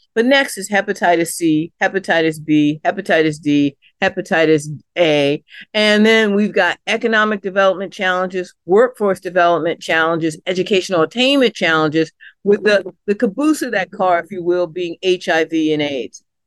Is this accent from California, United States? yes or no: no; Washington, District of Columbia, United States; moved away as an adult; now in Lost River, Hardy County, West Virginia, United States; I'm a kid born and raised in Southeast D C